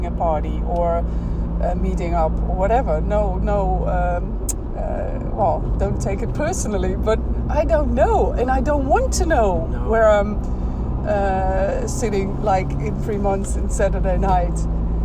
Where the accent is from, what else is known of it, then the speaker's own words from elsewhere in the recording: Netherlands; moved away as an adult; now in Spain; I was running from Holland or moving away from my country.